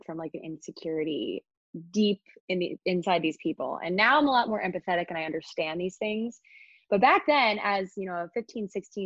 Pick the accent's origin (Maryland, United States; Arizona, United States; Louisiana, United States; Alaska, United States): Maryland, United States; Annapolis; born or raised there; moved away as an adult; now in New York City, United States